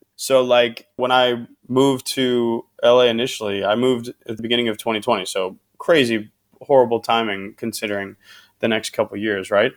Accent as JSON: {"language": "English", "region": "Midwest", "country": "United States", "also_born_or_lived": "Phoenix, Arizona", "moved": "yes", "lives_now": "Los Angeles, United States", "said": "I'm from the Midwest"}